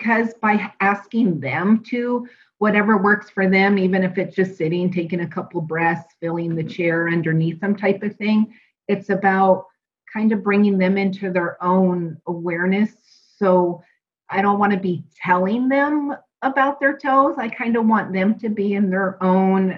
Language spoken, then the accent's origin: English; Pacific Northwest, United States; moved away as an adult; now in Arizona, United States; I am from the Pacific Northwest and born and raised